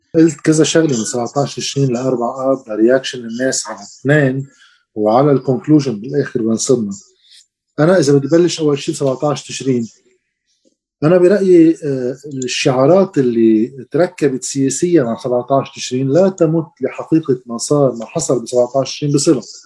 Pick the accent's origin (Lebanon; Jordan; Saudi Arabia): Lebanon; نحن بلد صغير